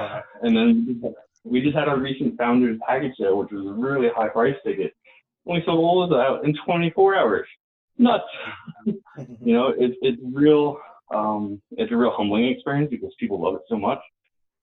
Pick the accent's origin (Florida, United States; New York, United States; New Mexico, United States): New York, United States; I'm a New Yorker